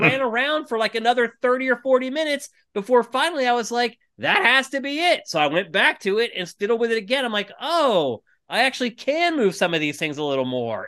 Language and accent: English; Los Angeles, California, United States; they found out we're from L